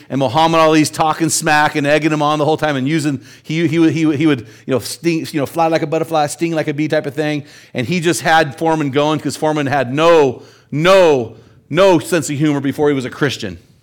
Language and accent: English; United States